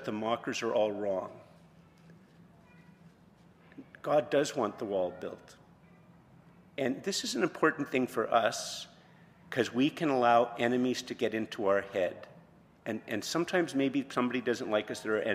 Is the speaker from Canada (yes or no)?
yes; Montreal, Quebec, Canada; moved away; also born or lived in Ottawa, Canada; I was from Montreal originally, and then from Ottawa, and I'd never lived in a small town